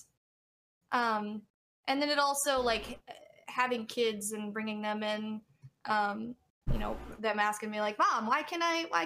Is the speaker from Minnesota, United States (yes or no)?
no; Bryan, Texas, United States; I'm from Texas